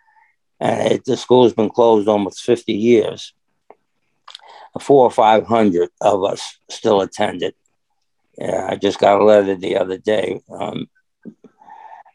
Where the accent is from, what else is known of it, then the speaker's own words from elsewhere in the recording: New York City, New York, United States; moved away; also born or lived in Dayton, Ohio; I grew up in the city. You know, I grew up in Brooklyn, New York